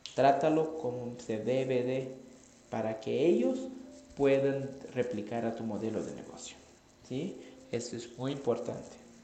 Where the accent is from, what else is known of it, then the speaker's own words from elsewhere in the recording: Brazil; Spanish is a second language; moved away; yo soy brasileño, no soy mexicano, entonces si hablo raro